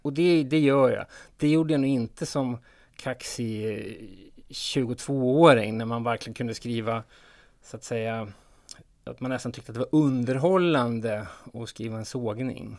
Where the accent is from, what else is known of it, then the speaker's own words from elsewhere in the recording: Sweden; som svensk